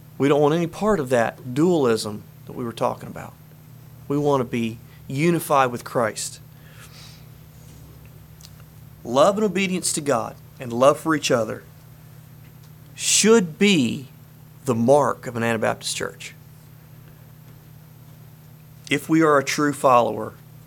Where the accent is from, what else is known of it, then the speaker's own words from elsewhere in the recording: Harrisonburg, Virginia, United States; we're from Harrisonburg, Virginia